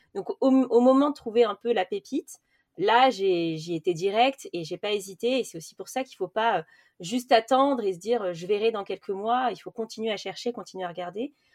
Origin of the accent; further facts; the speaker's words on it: Paris, Île-de-France, France; je viens de Paris